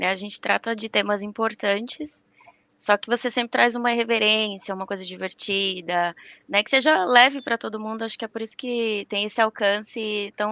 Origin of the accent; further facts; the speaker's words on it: Maceió, Alagoas, Brazil; moved away; E sou natural de Maceió, mas moro aqui em São Paulo, nessa terra fria que está frio.